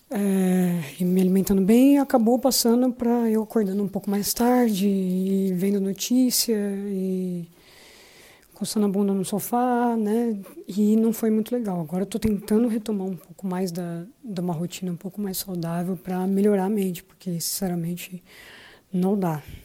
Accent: São Paulo, Brazil; moved away as an adult; now in Lisbon, Portugal; nascido na região do Campo Limpo, na zona sul de São Paulo, mas já vivo aqui em Lisboa mais ou menos uns dois anos

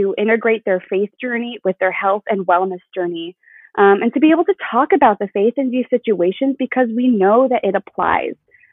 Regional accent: Arizona, United States; moved away; also born or lived in San Diego, California; So I grew up in Arizona, and I did acting my whole life

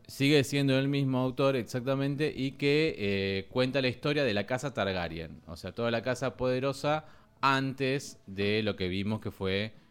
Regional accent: Spain; Somos españoles, nos apetece un pincho de tortillas.

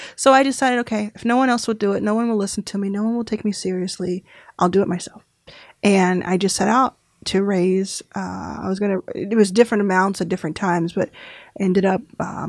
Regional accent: Dallas, Texas, United States; I was actually in Texas. I grew up in Dallas.

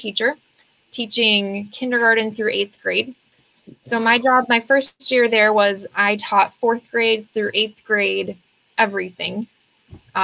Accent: Beloit, Wisconsin, United States; moved away as an adult; also born or lived in Eau Claire, Wisconsin / Baldwin, Wisconsin; now in Alaska, United States; I am originally from Beloit, Wisconsin

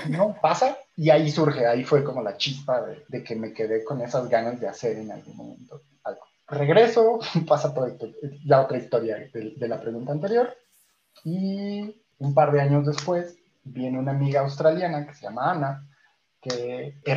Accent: Chile; Como éramos chilenos, eran como 8 o 9 chilenos y yo, básicamente la mitad fueron de Chile o de México

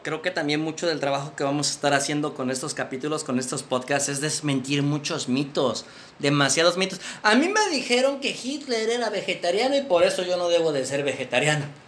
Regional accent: Mexico; somos los primeros mexicanos que creamos un podcast de veganismo aquí en México

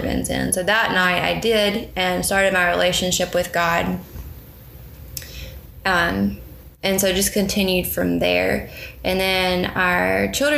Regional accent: Meridian, Mississippi, United States; I was born in Meridian, Mississippi.

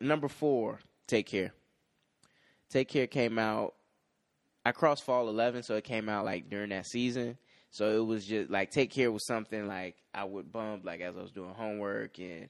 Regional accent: Chicago, Illinois, United States; And then I'm like from the Chicagoland area, so like the song about juking and the skating ring.

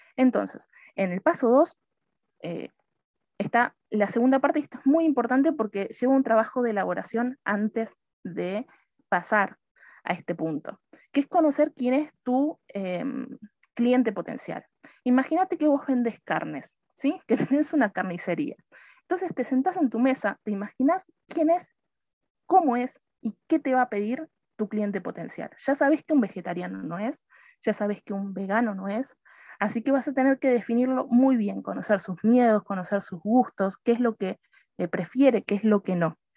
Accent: Argentina; moved away as an adult; soy argentina, pero me fui de Argentina hace como 10, 11 años

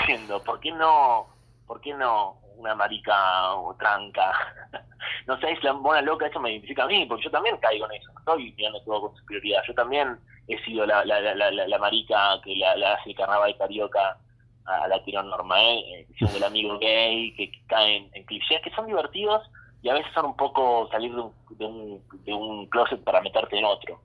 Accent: Olavarría, Buenos Aires Province, Argentina; Yo crecí en Olavarría, desde donde te hablo

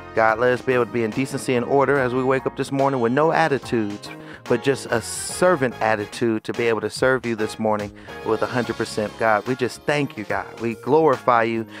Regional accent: Bay Area, California, United States; moved away; my hometown um, of the Bay Area.

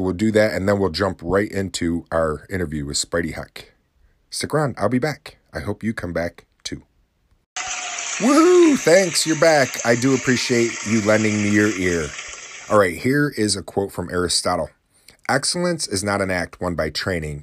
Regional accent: New Haven, New York, United States; now in Oswego, United States; In New Haven, New York, my hometown that I grew up in, I'm living in the city of Oswego, but my hometown's New Haven, New York, tiny little town

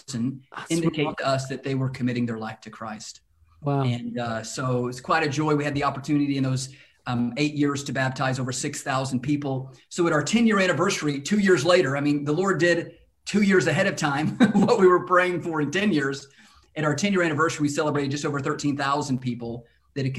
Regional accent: Lubbock, Texas, United States; now in Dallas, United States; born and raised in Texas. We've moved around Texas some. So I'm originally from a town called Lubbock, Texas.

